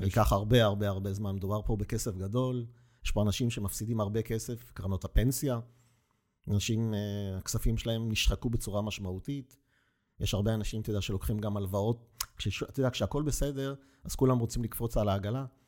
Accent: Petah Tikva, Central District, Israel; אני מגיע מפתח תקווה

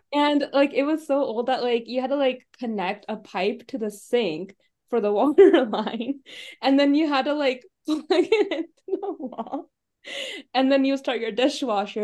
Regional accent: Overland Park, Kansas, United States; moved away; also born or lived in Des Moines, Iowa; I'm from Overland Park, Kansas

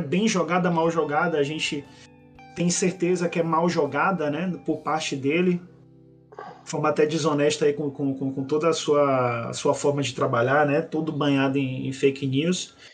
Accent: Brazil; Somos todos brasileiros.

